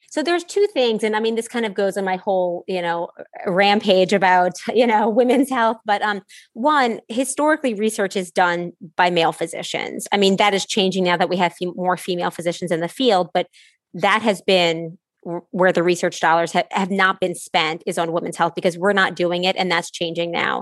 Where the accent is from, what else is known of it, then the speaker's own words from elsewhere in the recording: New Orleans, Louisiana, United States; being from New Orleans, I say it different than Y'all in Connecticut